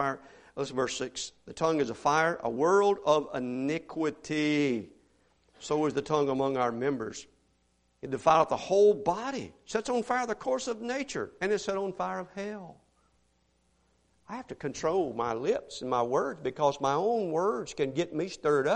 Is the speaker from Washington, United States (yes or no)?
no; Mississippi, United States; now in Houston, United States; I grew up in Mississippi where everybody dipped snuff